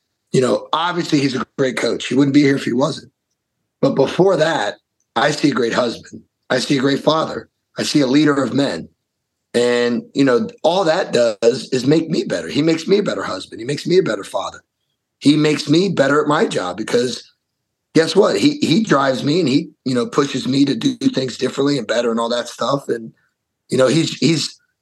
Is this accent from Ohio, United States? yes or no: yes; Columbus, Ohio, United States; now in Wisconsin, United States; being from Columbus, Ohio